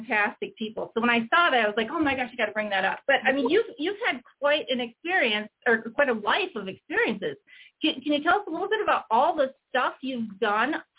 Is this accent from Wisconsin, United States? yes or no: no; Chicago, Illinois, United States; I'm from Chicago, so I am by all means a Bears fan.